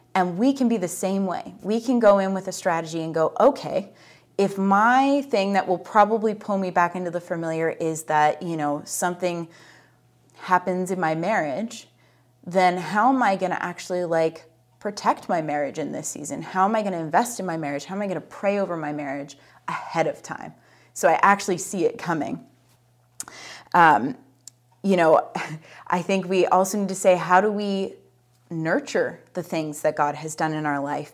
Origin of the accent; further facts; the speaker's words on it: United States; I'm American